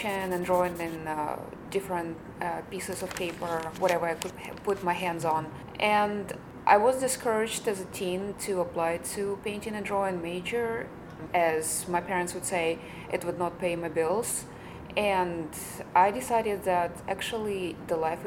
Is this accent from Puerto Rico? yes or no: no; Ukraine; now in United States; I came here, you know, a while ago. I feel like I lived two lives. So I have a life in Ukraine and I have life here as an American